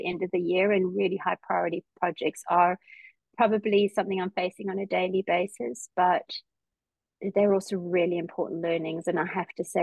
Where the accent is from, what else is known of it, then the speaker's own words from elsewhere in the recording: Johannesburg, Gauteng, South Africa; now in Perth, Australia; I did grow up in sort of the more suburban city of Johannesburg